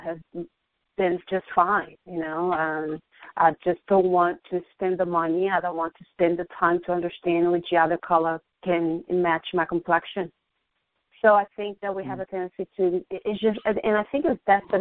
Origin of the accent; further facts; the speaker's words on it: Brazil; moved away as an adult; now in United States; Back home, I was growing up, I always was into fashion. You know, I grew up watching fashion shows, and in Brazil